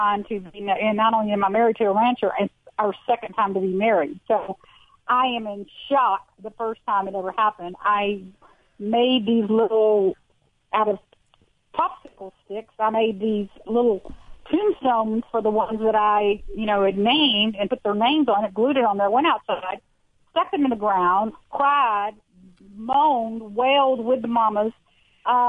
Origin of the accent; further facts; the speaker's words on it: Houston, Texas, United States; I'm from Houston, Texas. I'm a city girl by nature